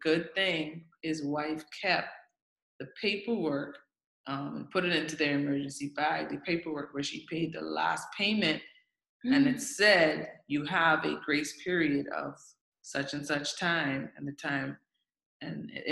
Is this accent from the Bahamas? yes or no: yes; Grand Bahama, Bahamas; now in Abaco, Bahamas; I'm a Bahamian first, but I'm from Grand Bahama.